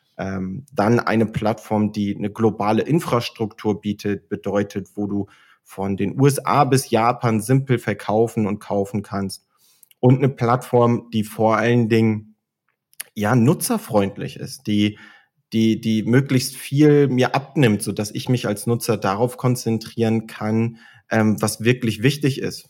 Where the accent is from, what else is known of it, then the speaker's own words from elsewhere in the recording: Oldenburg, Lower Saxony, Germany; now in Munich, Germany; ich bin gebürtiger Oldenburger, ähm, komme also aus dem hohen Norden und lebe heute in München.